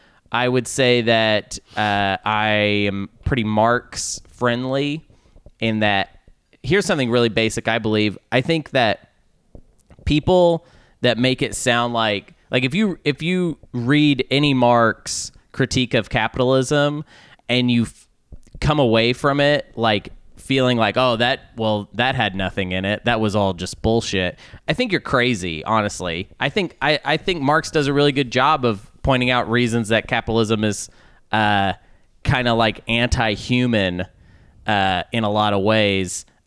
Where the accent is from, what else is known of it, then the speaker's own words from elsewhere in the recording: Arkansas, United States; I think I say that because I'm from Arkansas.